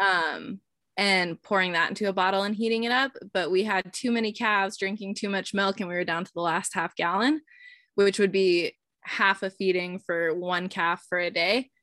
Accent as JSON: {"language": "English", "region": "Eastern Montana", "country": "United States", "tie": "born or raised there", "said": "I was raised in Eastern Montana"}